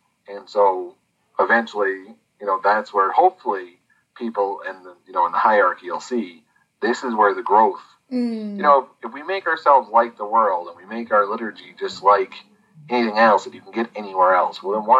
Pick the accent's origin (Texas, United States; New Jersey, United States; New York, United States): New York, United States; when I was growing up in New York